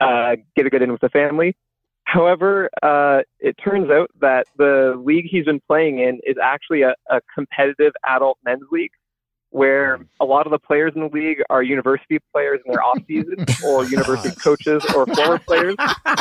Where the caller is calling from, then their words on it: Ontario, Canada; And I'm calling from Northern Ontario, Canada, about 5 hours north of Toronto.